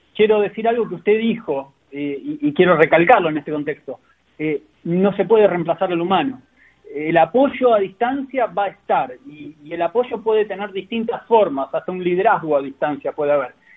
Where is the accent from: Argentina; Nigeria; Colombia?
Argentina; now in Chile; digo acá en Chile porque hoy estoy viviendo en Chile, yo soy argentino pero estoy acá